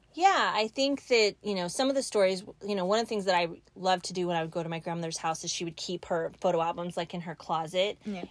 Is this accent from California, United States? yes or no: yes; Mountain View, California, United States; moved away; also born or lived in Arkansas / Sunnyvale, California; I grew up in Mountain View.